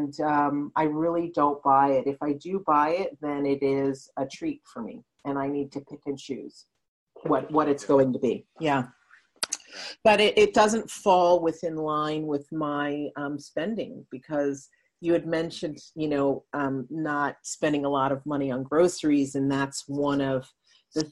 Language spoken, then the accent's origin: English; Netherlands; moved away; I grew up in Holland, I'm part Dutch, and cheese is a huge part of her culture. So I grew up with cheese all around me